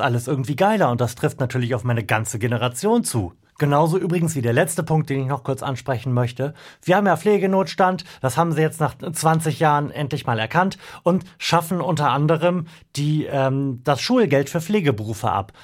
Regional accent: Delmenhorst, Lower Saxony, Germany; meine Heimatstadt Delmhorst

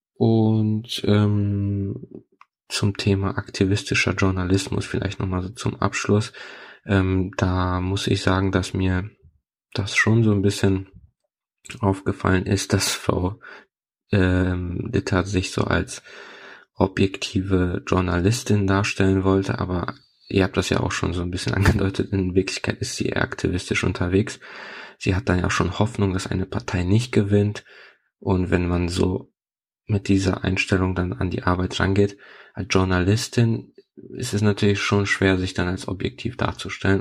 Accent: Poland; first language Polish; German is a second language; moved away; Ich bin in Polen aufgewachsen

